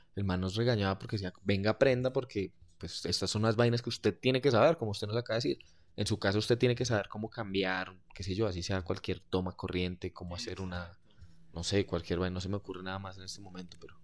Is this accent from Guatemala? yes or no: no; Colombia; no soy argentino, soy colombiano